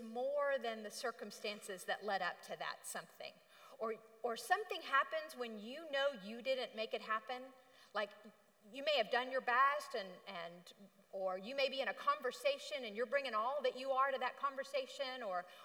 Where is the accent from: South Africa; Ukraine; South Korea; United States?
United States; Dallas, Texas; I grew up in Dallas